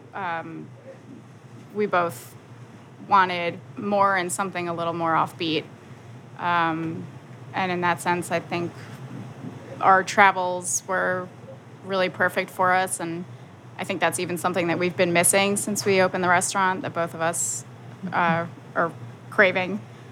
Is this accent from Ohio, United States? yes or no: no; White Plains, New York, United States; born or raised there